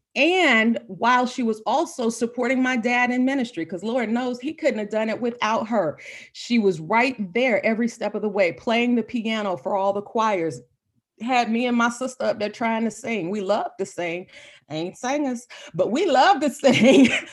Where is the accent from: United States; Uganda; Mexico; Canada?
United States; Jacksonville, Florida; born and bred, born and raised in Florida.